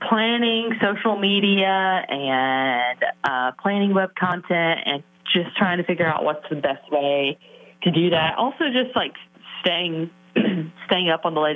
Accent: Alabama, United States; now in Brentwood, United States; I grew up in Alabama in a very, very small town and grew up in a very small church

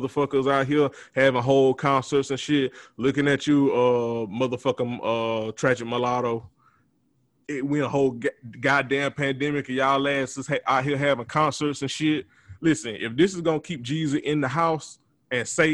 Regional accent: Montezuma, Georgia, United States; my hometown of Montezuma, Georgia

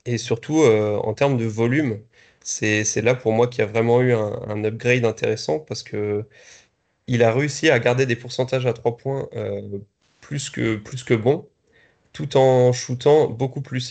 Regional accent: Strasbourg, Grand Est, France; en tant que Strasbourgeois

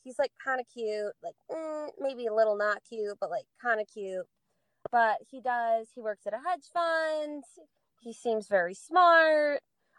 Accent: Oregon, United States; I'm from Oregon.

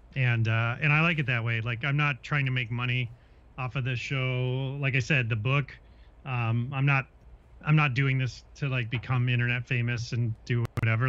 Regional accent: Minnesota, United States; growing up in Minnesota

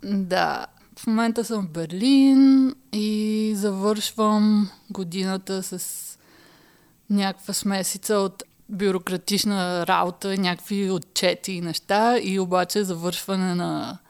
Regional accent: Haskovo, Haskovo Province, Bulgaria; now in Berlin, Germany; Аз нали съм от Хасково

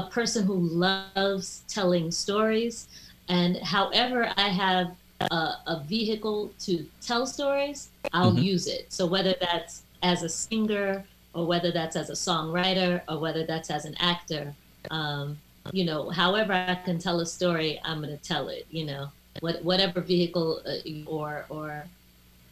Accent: Washington, District of Columbia, United States; moved away as an adult; also born or lived in New York City; my family, my mom moved down to DC fairly early, you know, so I was raised in DC, in and around DC

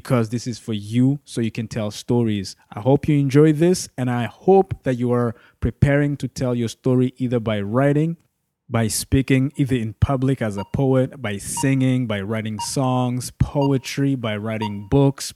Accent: Burundi; now in Canada; born in Burundi, born and raised in Burundi. I've been living in Canada for better half of my life.

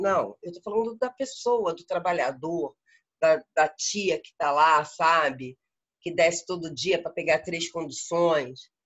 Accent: Rio de Janeiro, Brazil; moved away as an adult; now in Uberlândia, Brazil; no Rio de Janeiro eu tenho duas casas. A, a, grande casa que fez 100 anos agora, que é a minha casa de origem, a minha família vem de lá

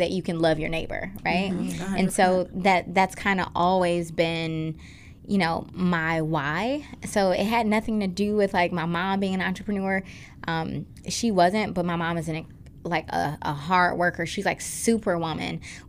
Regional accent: Detroit, Michigan, United States; growing up in Detroit

